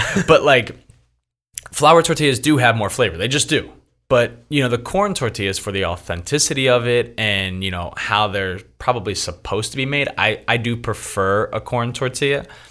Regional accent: Philadelphia, Pennsylvania, United States; moved away as an adult; now in Los Angeles, United States; born and raised in Philadelphia, but been in Los Angeles now for eight years

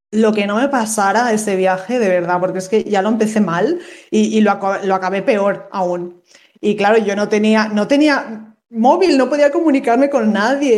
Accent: Valencia, Valencian Community, Spain; yo soy de Valencia

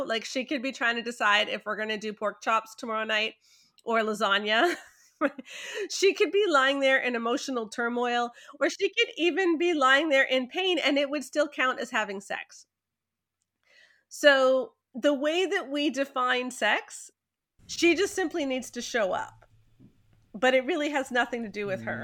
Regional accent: Canada; I'm very Canadian

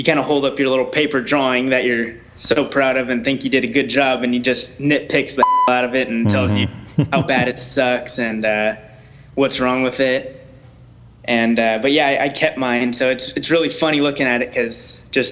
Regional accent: Orange County, California, United States; we're both from Orange County

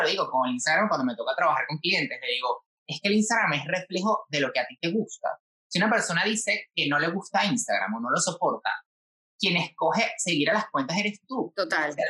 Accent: Venezuela; moved away as an adult; now in Spain; yo me fui de Venezuela

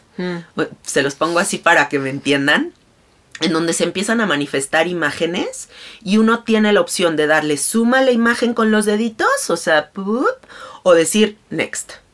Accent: Mexico; Yo soy mexicana

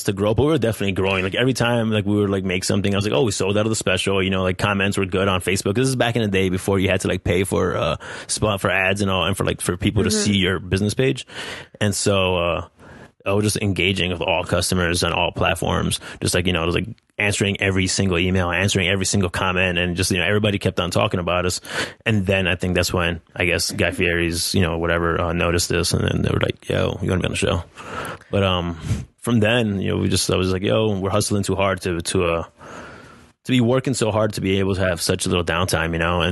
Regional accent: New Jersey, United States; moved away; I grew up in New Jersey. My parents are from Colombia

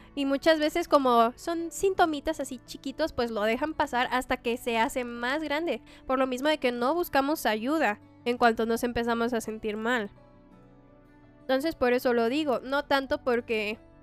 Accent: Mexico; como mexicanos

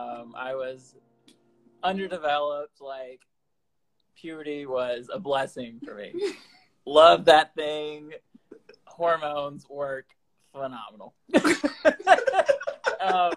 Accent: Winfield, Alabama, United States; moved away as an adult; Winfield is a tiny town in northwest Alabama. It's about 4,500 people. We have 3 stoplights, 1 school.

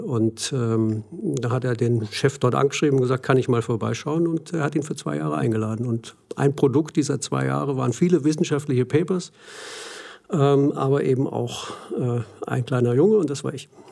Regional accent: Germany; accent: German; moved away; also born or lived in Australia; offensichtlich ist mein Akzent im Englischen immer deutsch geblieben

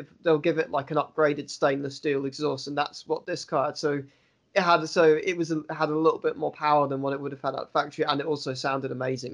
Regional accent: London, United Kingdom; now in Swansea, United Kingdom; I was born in Britain. I've lived in Britain my entire life. I lived in, grew up in London initially, and now I live in Swansea.

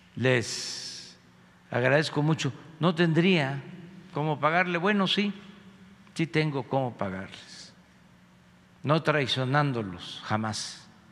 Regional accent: Tepetitán, Tabasco, Mexico; soy orgullosamente de Tepetitlán, Macuspana, Tabasco

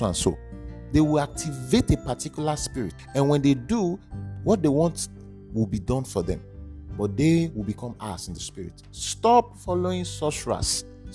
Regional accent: Edo, Nigeria; I am from Edo State

